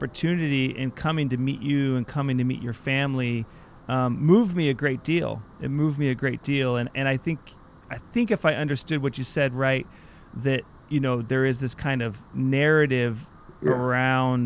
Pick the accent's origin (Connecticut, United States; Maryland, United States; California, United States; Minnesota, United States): California, United States; Southern; I grew up in Southern California